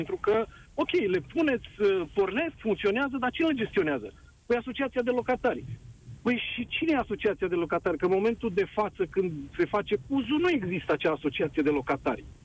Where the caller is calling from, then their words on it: Bucharest, Romania; Bine te-am regăsit din București. Uh, sunt martor, ca și tine, presupun, uh, de 30 de ani încoace la dezvoltarea orașului nostru minunat.